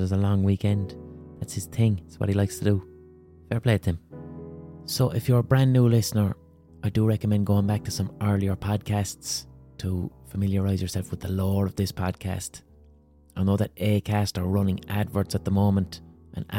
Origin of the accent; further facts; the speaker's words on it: Ireland; I'm an Irish person who's a writer and an artist